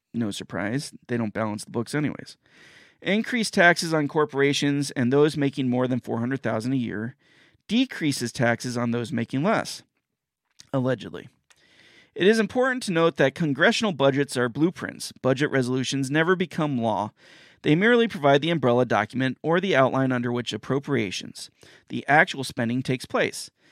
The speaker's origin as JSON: {"language": "English", "country": "United States", "said": "an American citizen"}